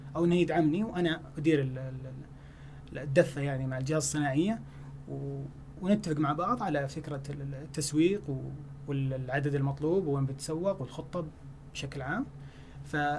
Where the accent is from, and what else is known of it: Saudi Arabia